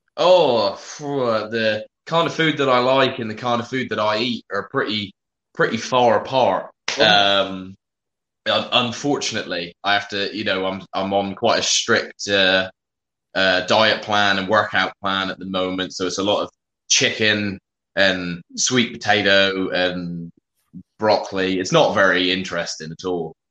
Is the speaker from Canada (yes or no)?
no; United Kingdom; also born or lived in South West England